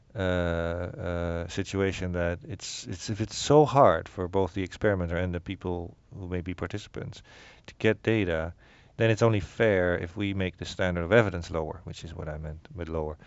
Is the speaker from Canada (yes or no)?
no; Netherlands; moved away; I grew up in the Netherlands